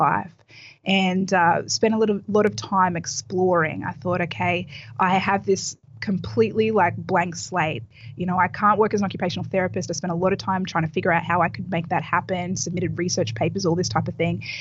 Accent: Australia; moved away as an adult; now in Miami Beach, United States; I actually grew up in Australia

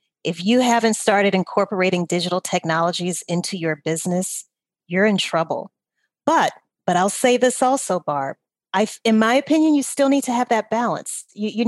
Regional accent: Louisiana, United States; I'm from Louisiana.

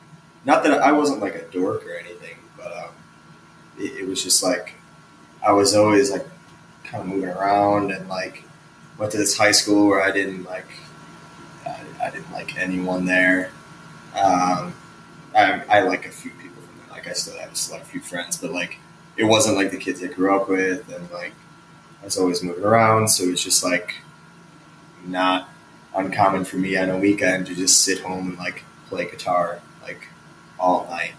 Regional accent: Chicago, Illinois, United States; So, yeah, I grew up around Chicago, like South Burbs, and then moved to the city when I was 21.

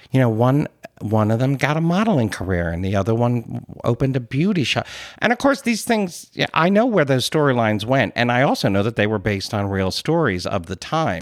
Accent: Philadelphia, Pennsylvania, United States; as a Philadelphian, it's fun that everyone is so into the accent

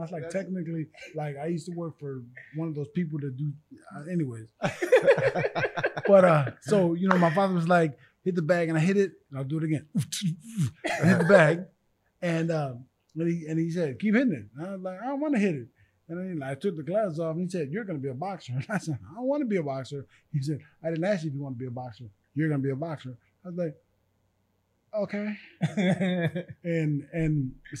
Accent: Long Beach, California, United States; I moved to Long Beach when I was like 3

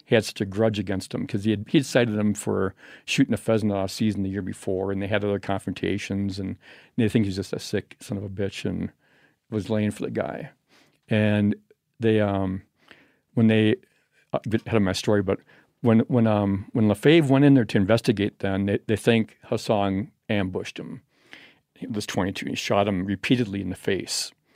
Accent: Madison, Wisconsin, United States; I'm from Madison, Wisconsin

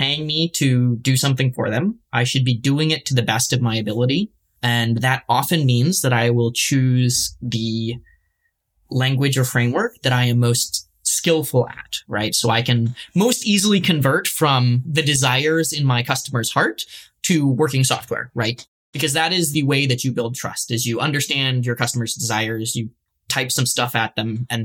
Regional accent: Michigan, United States; I grew up in Michigan

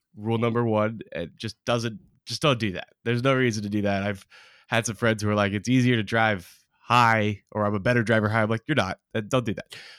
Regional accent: Oregon, United States; growing up in Oregon

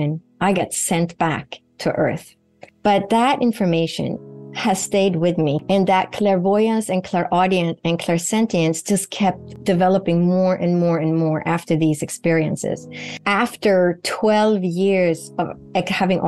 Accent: Sweden; moved away; Sweden, where I grew up in Northern Europe

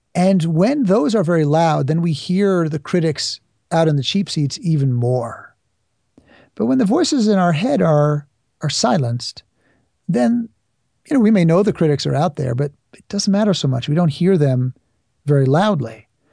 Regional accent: New York City, New York, United States; I grew up in New York City

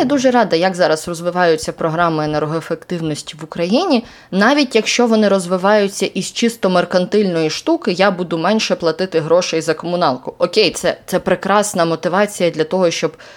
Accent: Yelanets, Mykolaiv Oblast, Ukraine; moved away; нюанс мого рідного села ще й полягав в тому, що воно знаходиться на півдні

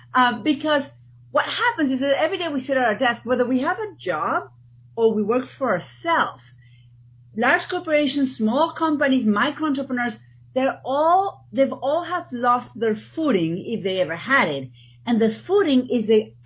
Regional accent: Argentina; now in East Coast, United States; people are going to spend the next whatever minutes trying to figure out my accent. I'm from Argentina

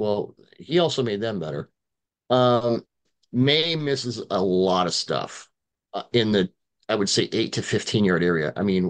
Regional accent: Seattle, Washington, United States; I'm from Seattle

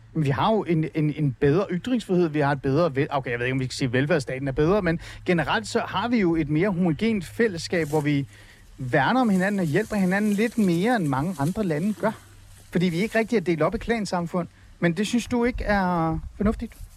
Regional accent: Denmark; also born or lived in Iran; jeg er vokset op i Danmark og anser mig som dansker

